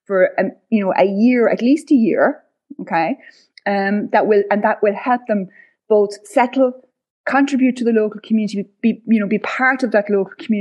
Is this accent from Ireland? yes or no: yes; West Clare, Munster, Ireland; now in West Cork, Ireland; I come from West Clare, surrounded by, again, holiday homes